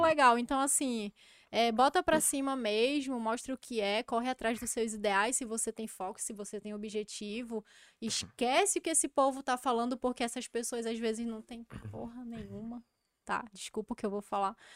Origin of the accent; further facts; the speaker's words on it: Amazonas, Brazil; Eu não tenho vergonha de ser amazonense